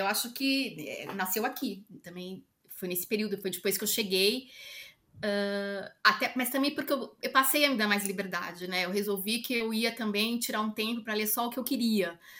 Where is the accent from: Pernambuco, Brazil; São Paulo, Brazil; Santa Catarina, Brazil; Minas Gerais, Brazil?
São Paulo, Brazil; now in Lisbon, Portugal; eu sou de São Paulo